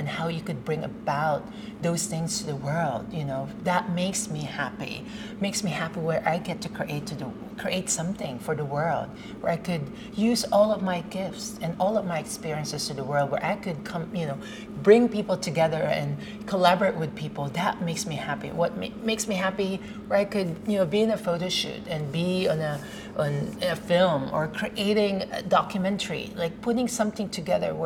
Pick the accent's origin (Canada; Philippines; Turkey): Philippines; Growing up in the Philippines, at least from where I was, you know, born and raised